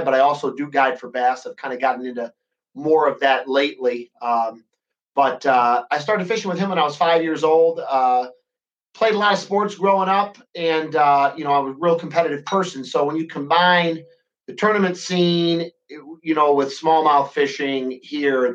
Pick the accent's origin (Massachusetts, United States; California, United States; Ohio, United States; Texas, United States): Ohio, United States; Port Clinton; I'm from Port Clinton, Ohio, which is, if you're not familiar, that's on the southwestern shore of Lake Erie.